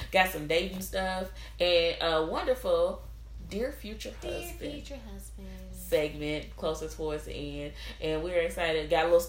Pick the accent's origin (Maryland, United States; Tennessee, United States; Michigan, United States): Tennessee, United States; Memphis; Also born and raised in Memphis, Tennessee.